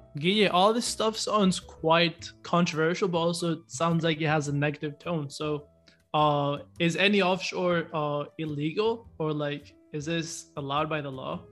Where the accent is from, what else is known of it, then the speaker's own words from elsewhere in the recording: Ecuador; we're both from Ecuador